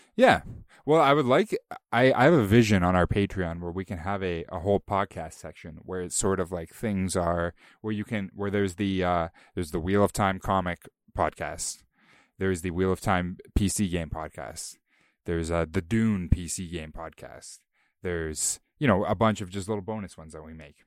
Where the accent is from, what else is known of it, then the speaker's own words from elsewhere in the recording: Bowmanville, Ontario, Canada; my hometown